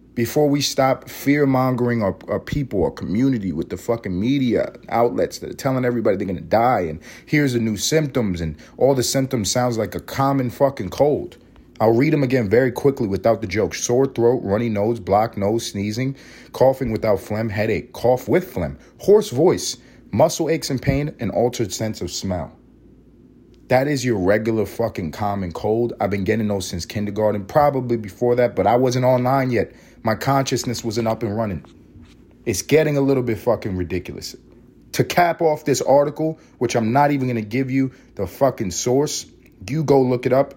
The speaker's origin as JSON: {"language": "English", "town": "New York City", "region": "New York", "country": "United States", "tie": "born or raised there", "also_born_or_lived": "Los Angeles, California", "moved": "yes", "lives_now": "Atlanta, United States", "said": "I grew up in Harlem, not too far from the Bronx"}